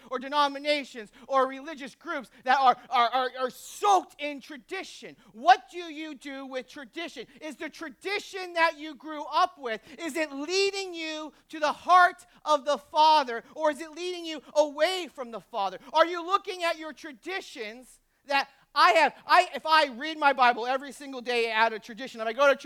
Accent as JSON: {"language": "English", "region": "New England", "country": "United States", "tie": "born or raised there", "moved": "yes", "said": "I grew up in New England"}